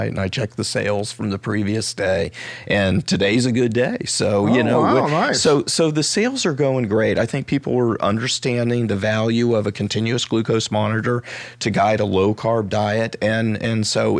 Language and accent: English; Columbus, Ohio, United States; I grew up in Columbus